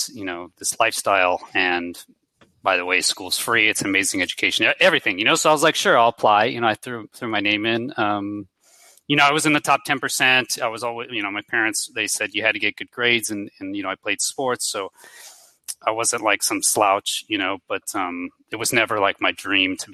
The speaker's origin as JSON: {"language": "English", "town": "Houston", "region": "Texas", "country": "United States", "tie": "born or raised there", "moved": "as an adult", "said": "I grew up in Houston, Texas"}